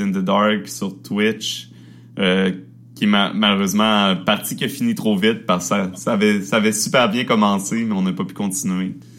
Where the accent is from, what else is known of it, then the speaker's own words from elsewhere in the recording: Quebec, Canada; accent: Québécois; on, accepte et on assume notre accent québécois euh, totalement